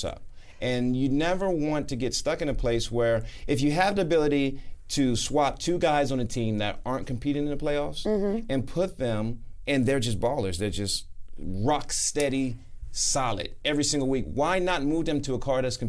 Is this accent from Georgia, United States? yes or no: yes; Atlanta, Georgia, United States; I'm from Atlanta